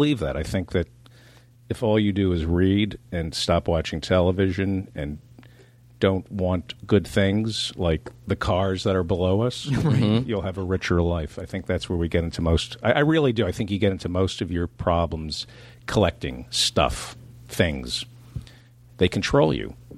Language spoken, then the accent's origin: English; New Jersey, United States; also born or lived in Brooklyn, New York; I was born in Brooklyn. I grew up in Jersey